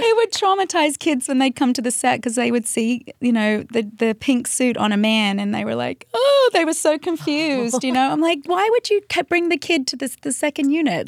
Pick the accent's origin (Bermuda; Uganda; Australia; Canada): Australia; Central Coast, New South Wales; moved away as an adult; now in United States; I grew up in the Central Coast, which is about an hour and a half out of Sydney